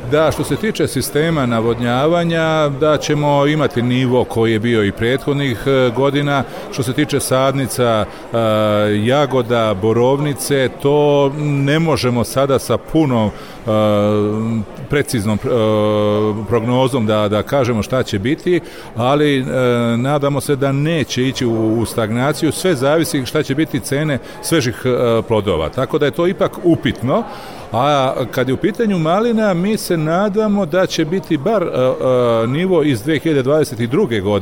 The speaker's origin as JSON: {"language": "Croatian", "country": "Serbia"}